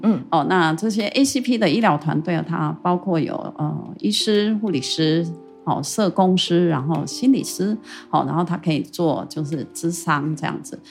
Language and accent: Chinese; Taitung, Taitung County, Taiwan; moved away as an adult; also born or lived in Taipei; 台东它其实本来就是我的故乡